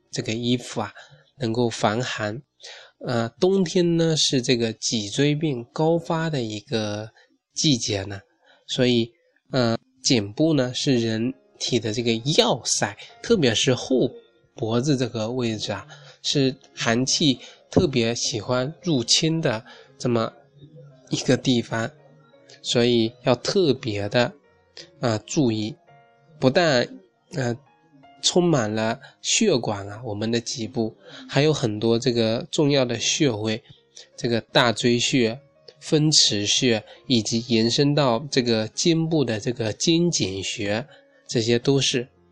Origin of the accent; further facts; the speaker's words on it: China; 我们中国人